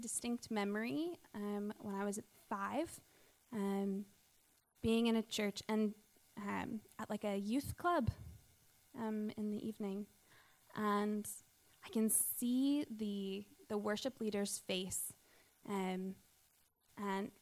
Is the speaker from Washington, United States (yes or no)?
no; Pittsburgh, Pennsylvania, United States; moved away as an adult; I grew up in Pittsburgh, go Steelers, and I grew up in a Christian home